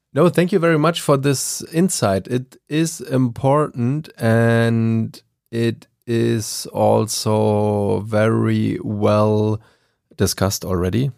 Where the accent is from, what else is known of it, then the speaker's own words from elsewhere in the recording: Germany; English is a second language; I am from Germany